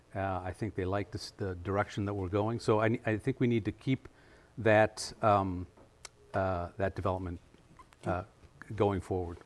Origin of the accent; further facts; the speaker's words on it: Madison, Wisconsin, United States; also born or lived in Washington, D.C.; I was born and raised here in Madison